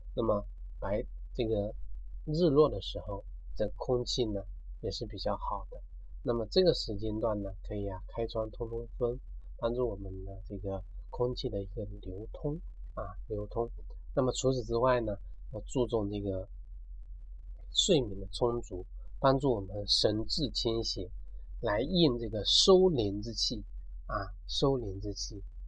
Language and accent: Chinese; China; 我们中国人